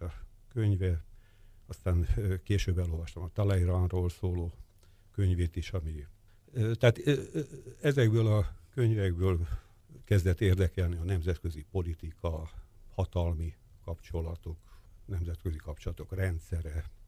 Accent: Budapest, Hungary; Én Kispesten nőttem fel

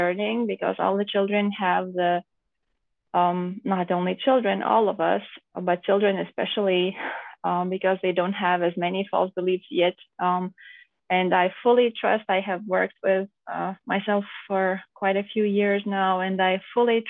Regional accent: Lithuania; now in Germany; me and my husband, we come from Lithuania.

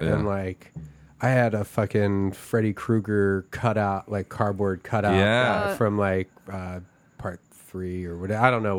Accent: Philadelphia, Pennsylvania, United States; I grew up in Philadelphia.

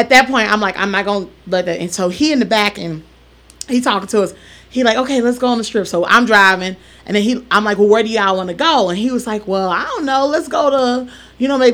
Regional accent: Illinois, United States; now in Las Vegas, United States; I'm from Illinois

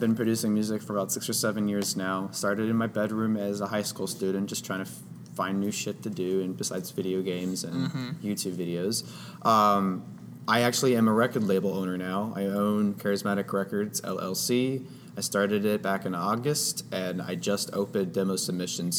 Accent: Austin, Texas, United States; my hometown, Austin, Texas

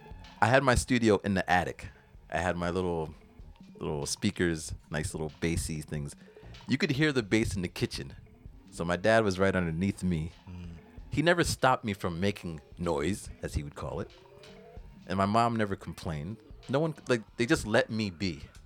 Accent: United States; born there; I guess it's because I was born in America, land of the opportunity, where they just came from Jamaica.

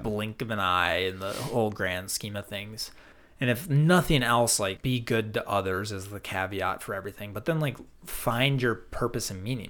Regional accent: Minnesota, United States; accent: Minnesota; I love my Minnesota accent

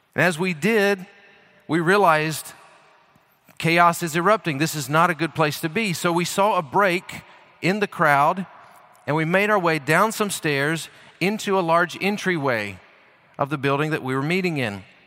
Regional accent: United States; I'm an American

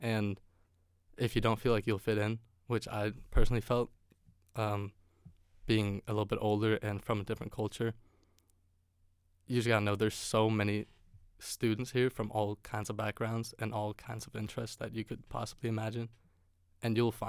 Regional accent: Denmark; English is a second language; also born or lived in California; it's a great conversation starter saying that I'm from Denmark if they do happen to know where it is or what that country is.

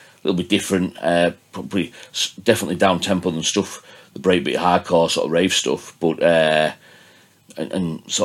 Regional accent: Gosforth, North West England, United Kingdom; also born or lived in Whitehaven; My mum and dad are from Leeds, but I was born in Whitehaven and I'm from Gosforth originally

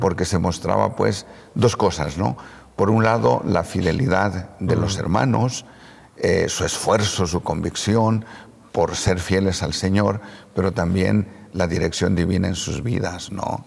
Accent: San Bartolomé Hueyapan, Puebla, Mexico; el templo que se construyó en mi pueblo, en San Bartolomé Hueyapan

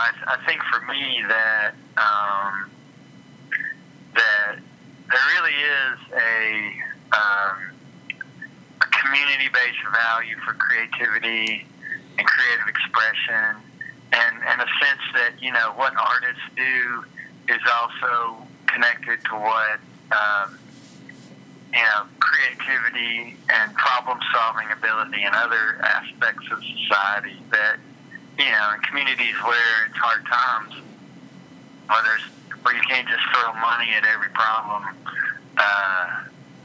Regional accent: Tennessee, United States; now in Kentucky, United States; I'm originally from Tennessee

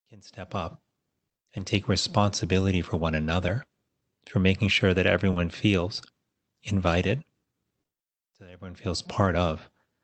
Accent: Miami, Florida, United States; I went to public schools growing up in Miami, Florida

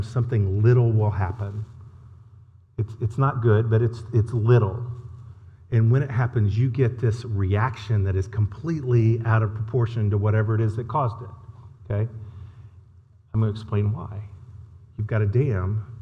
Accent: Indiana, United States; now in Texas, United States; I live in Texas, but I'm from Indiana

